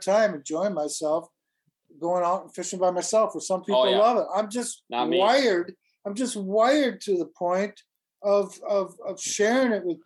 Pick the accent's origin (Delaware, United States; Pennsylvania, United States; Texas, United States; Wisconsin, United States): Wisconsin, United States; Stoughton; I spent most of my life growing up in Stoughton, just near here, Madison